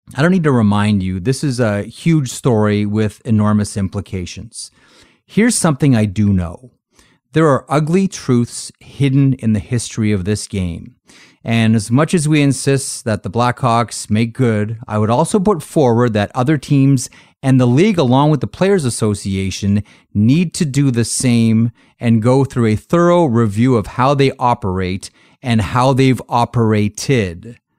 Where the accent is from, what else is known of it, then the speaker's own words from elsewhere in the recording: Toronto, Ontario, Canada; I grew up in Toronto